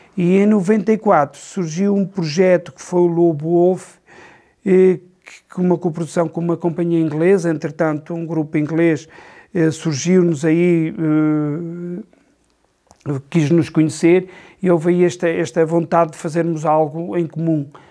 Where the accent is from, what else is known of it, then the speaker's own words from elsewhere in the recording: Campo Benfeito, Norte, Portugal; Nasci aqui em Campo Bem Feito, vivi sempre aqui